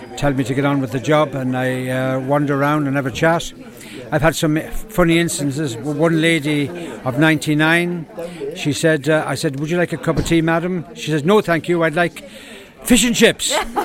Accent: Ireland; now in Pembrokeshire, United Kingdom; he found out that I was from Ireland.

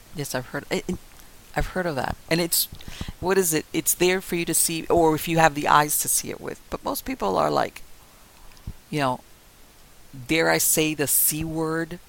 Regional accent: Miami, Florida, United States; I was born and raised in Miami I know a lot of things about Miami that only a native Miamian will know

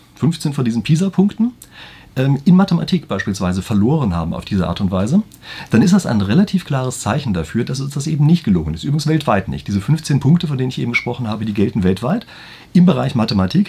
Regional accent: Germany; bei uns in Deutschland

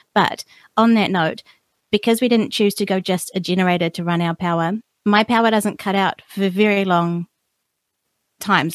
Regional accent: New Zealand; I'm a New Zealander born and bred here

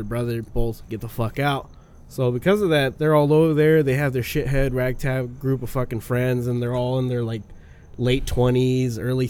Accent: Villa Morelos, Michoacán, Mexico; moved away; Because I used to live in Mexico when I was a kid.

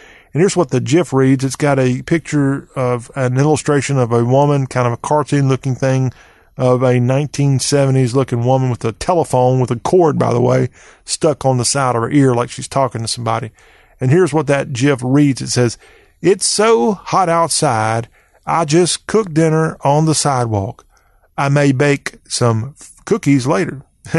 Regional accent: Lexington, United States; now in Mississippi, United States; I've lived in Mississippi a long time, and I'm partial to Lexington. That is my hometown, but not Lexington, Mississippi. I'm from another Lexington.

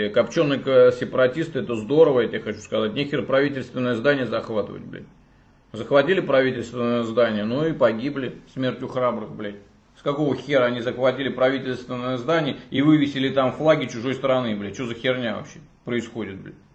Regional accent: Russia; Я из, из России, мне вообще все равно

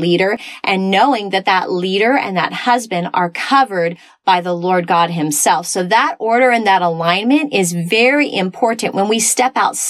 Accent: Texas, United States; I was raised in Texas in a denominational church

